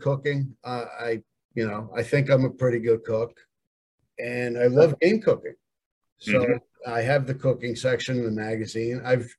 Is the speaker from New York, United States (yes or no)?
yes; Long Island, New York, United States; growing up on Long Island